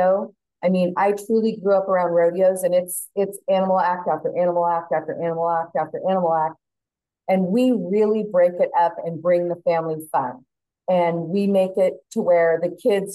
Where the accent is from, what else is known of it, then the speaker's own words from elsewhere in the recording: Turlock, California, United States; now in Folsom, United States; I grew up in Turlock